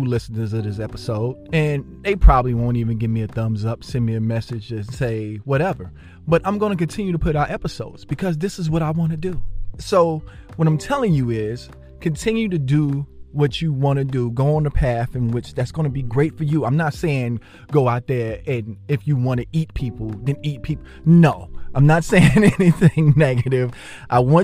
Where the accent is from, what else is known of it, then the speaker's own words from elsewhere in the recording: Jersey City, New Jersey, United States; my childhood growing up in Jersey City